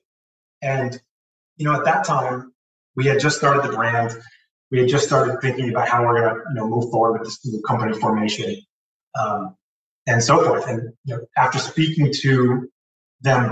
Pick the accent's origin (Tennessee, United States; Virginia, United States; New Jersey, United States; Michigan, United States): New Jersey, United States; also born or lived in New York City; now in Newport, United States; We moved across the George Washington Bridge and really grew up a lot of time, most of my time in New Jersey.